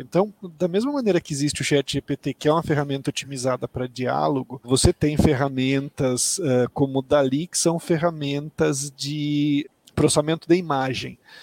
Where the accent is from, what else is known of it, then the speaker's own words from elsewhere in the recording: Mato Grosso do Sul, Brazil; moved away; Eu sou do Mato Grosso do Sul, me formei é, na Universidade Federal do Mato Grosso do Sul, em Campo Grande.